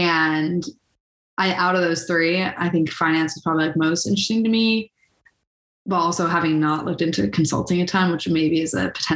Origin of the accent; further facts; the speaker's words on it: Rye, New York, United States; I'm from Rye, New York